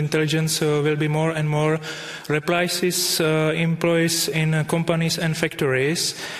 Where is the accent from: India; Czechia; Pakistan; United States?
Czechia; I'm from Czech Republic.